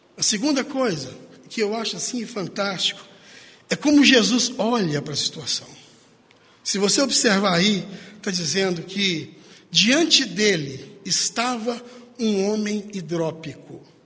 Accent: Paracatu, Minas Gerais, Brazil; moved away; onde eu nasci, em Paracatu. A gente era criança

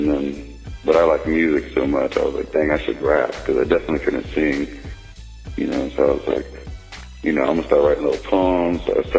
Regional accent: Richmond, Indiana, United States; born there; Well, yeah, I was born in Richmond, Indiana, and my mother and father were both like break dancers.

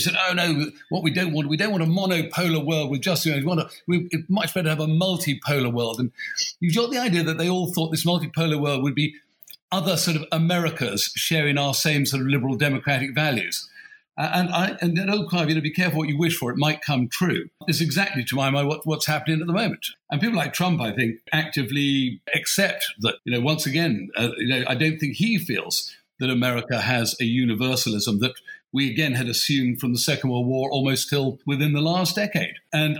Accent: United Kingdom; we have an issue again as the British

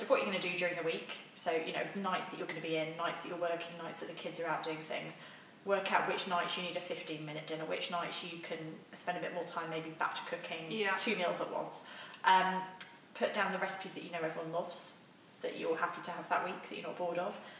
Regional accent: Manchester, North West England, United Kingdom; moved away as an adult; also born or lived in United States; I was born and brought up in Manchester, very normal

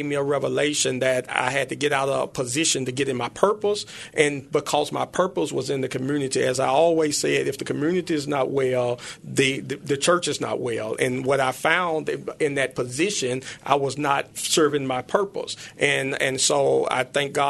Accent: Memphis, Tennessee, United States; grew up here in Memphis. I grew up in North Memphis in the Dixie Home

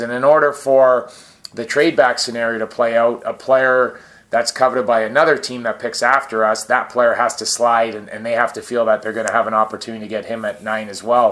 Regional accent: Scarborough, Ontario, Canada; moved away; grew up in Scarborough where I'm from

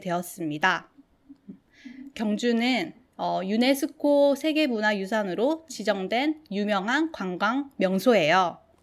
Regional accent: Gimhae, South Gyeongsang, South Korea; 김해라는 작은 소 도시에서 자랐습니다.

